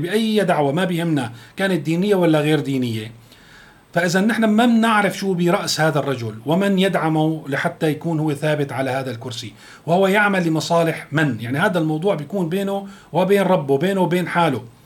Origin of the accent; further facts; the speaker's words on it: Syria; نحن كسوريين